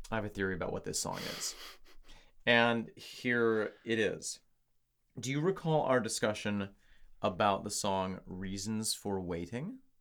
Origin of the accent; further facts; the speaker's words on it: upstate New York, United States; the good people in my hometown in upstate New York